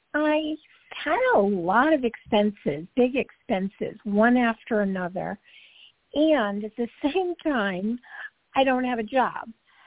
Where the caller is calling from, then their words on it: Georgia, United States; I'm calling from Georgia.